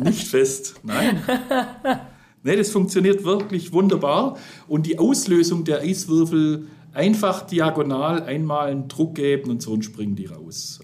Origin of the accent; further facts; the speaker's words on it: the South, Southern Germany, Germany; wie man bei uns im Süden sagt